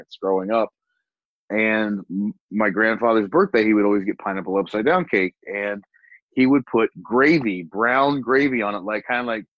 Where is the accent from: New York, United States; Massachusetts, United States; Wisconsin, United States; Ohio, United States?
Ohio, United States; Southern; now in Columbus, United States; I grew up poor in Southern Ohio, coal burning stove.